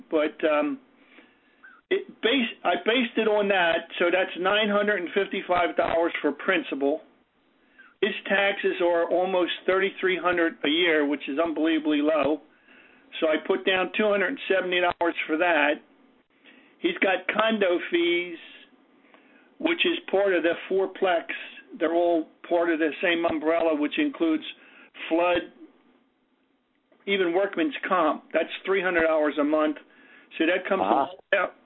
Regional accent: Atlantic City, New Jersey, United States; I'm from Atlantic City, New Jersey.

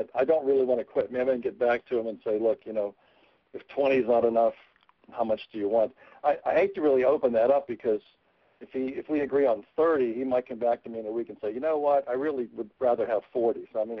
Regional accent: Pennsylvania, United States; I'm from Pennsylvania

